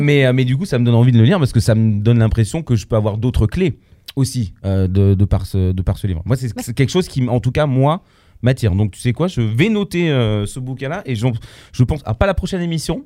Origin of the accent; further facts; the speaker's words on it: Poland; Je suis polonais